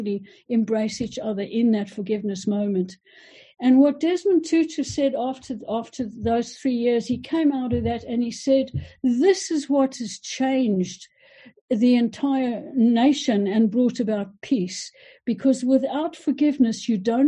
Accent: South Africa; moved away; I am South African, and I went back to South Africa when Nelson Mandela was brought into power.

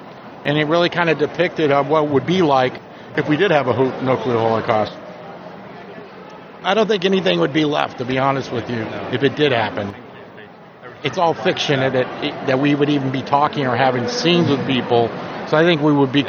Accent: Kansas City, Missouri, United States; they knew I was from Kansas City, so they were interested in... That's one of the main reasons I got it, because I was from that area.

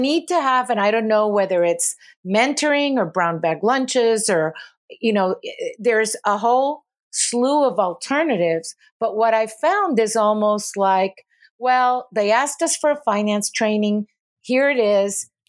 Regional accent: Puerto Rico; moved away as an adult; also born or lived in California; I moved back to Puerto Rico from California

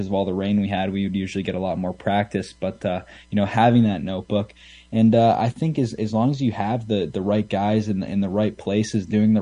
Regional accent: Canada; what we have here in Canada

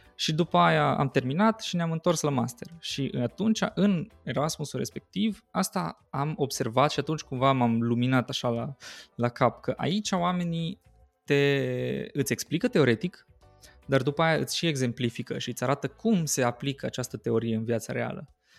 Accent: Arad, Arad County, Romania; moved away as an adult; also born or lived in Timișoara, Romania; now in Finland; noi sunt din Arad și acolo avem, avem câteva așa licee mai tari

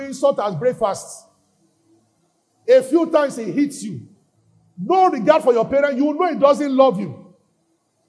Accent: Nigeria; we are Nigerians. But in the spirit, I'm not a Nigerian.

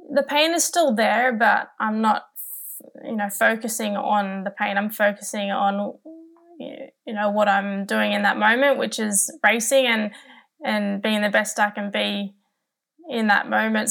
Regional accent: Newcastle, New South Wales, Australia; my hometown of Newcastle

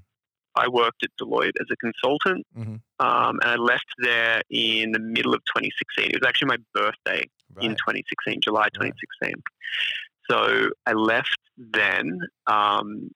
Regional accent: Sydney, New South Wales, Australia; I grew up in Sydney. I grew up most of my life in Beecroft, which is like northwest.

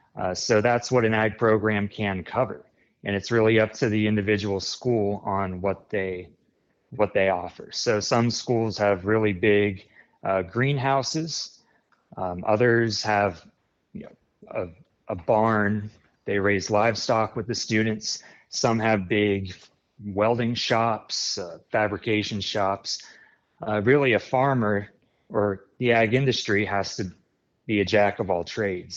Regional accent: New Cumberland, Pennsylvania, United States; I'm from New Cumberland, Pennsylvania, near Harrisburg

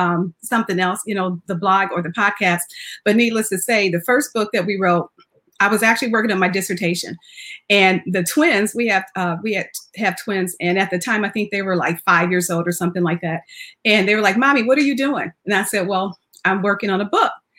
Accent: Jackson, Michigan, United States; also born or lived in Phoenix, Arizona; now in San Antonio, United States; I actually grew up in Jackson, Michigan

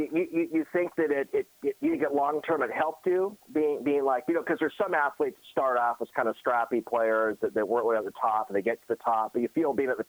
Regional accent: Seattle, Washington, United States; when I was a kid growing up in North Seattle

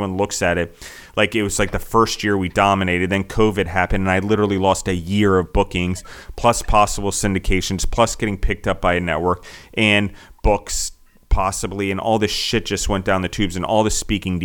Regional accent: United States; also born or lived in Italy; I'm an American

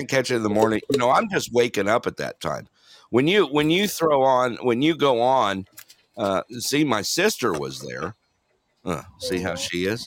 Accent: Alaska, United States; I am from Alaska.

